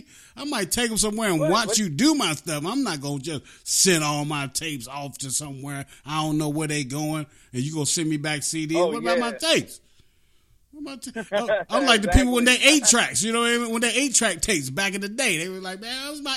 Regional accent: West Virginia, United States; also born or lived in East Orange, New Jersey; raised in West Virginia

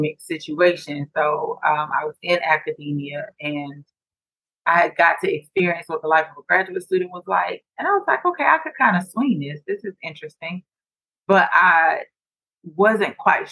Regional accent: Decatur, Georgia, United States; also born or lived in Atlanta; I'm from Atlanta, you know, grew up in Decatur, went to school here, went to college here

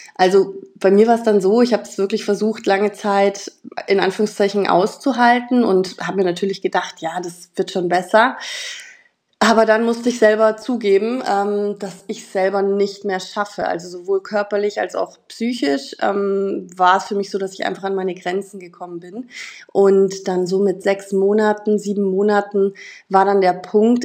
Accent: Munich, Bavaria, Germany; ich komme aus München

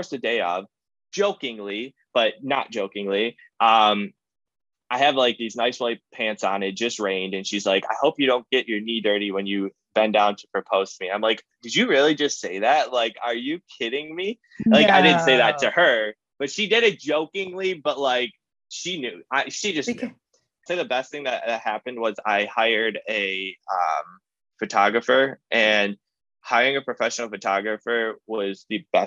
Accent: Cleveland, Ohio, United States; I'm from Cleveland.

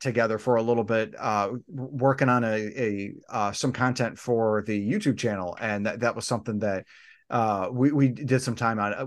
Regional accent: United States; we're all from the United States

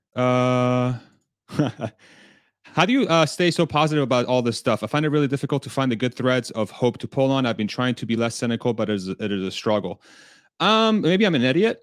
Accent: Texas, United States; I'm from Texas

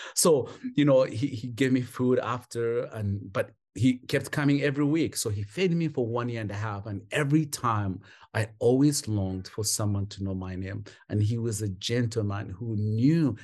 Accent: Kampala, Central Region, Uganda; moved away as an adult; also born or lived in England / Rwanda; now in North Carolina, United States; was a street kid for most of my years in Kampala

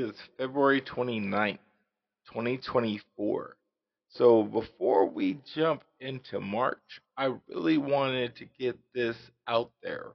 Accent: Las Vegas, Nevada, United States; I grew up in Las Vegas

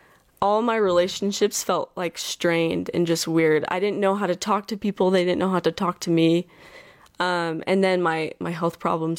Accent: Bluffdale, Utah, United States

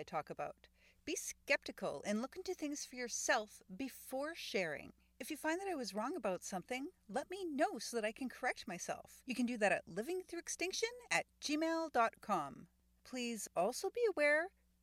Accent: Winnipeg, Manitoba, Canada; Here in Winnipeg

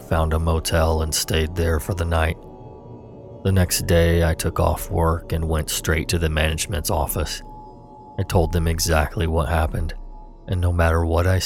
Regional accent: California, United States; Of course, I'm from California, and of course, I did not read the lease carefully.

